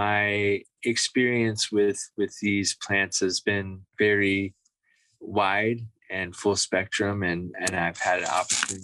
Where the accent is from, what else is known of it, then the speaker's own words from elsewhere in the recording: Florida, United States; I grew up in Florida in the Southeast